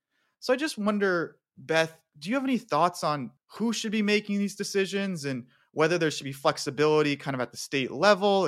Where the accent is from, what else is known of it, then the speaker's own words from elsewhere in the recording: Phoenix, Arizona, United States; moved away; also born or lived in Tucson, Arizona; I spent 22 years of my life having been born and raised in Phoenix and living in Tucson.